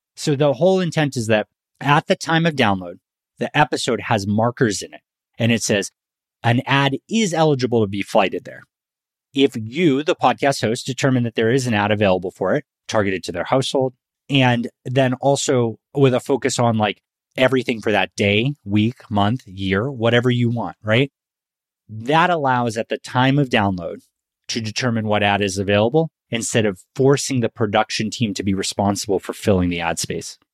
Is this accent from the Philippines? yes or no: no; Northeast, United States; now in Texas, United States; I'm from the Northeast